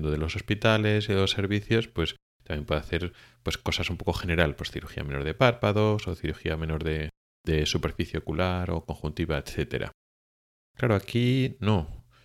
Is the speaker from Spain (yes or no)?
yes; Spain; now in Sweden; la mayoría de los oftalmólogos que venimos de España a Suecia